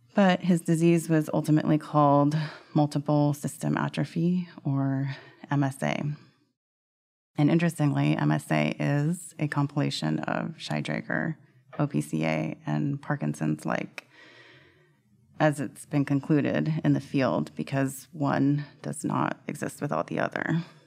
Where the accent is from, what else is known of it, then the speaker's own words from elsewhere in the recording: Sacramento, California, United States; I grew up in Sacramento, California